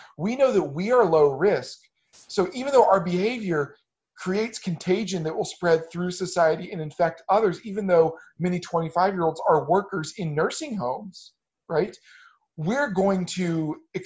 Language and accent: English; United States; now in Hong Kong; As American